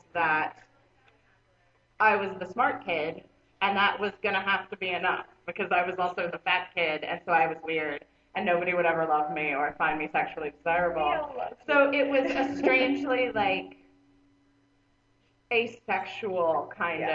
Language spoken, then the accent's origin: English; Florida, United States; I was in Atlanta, Florida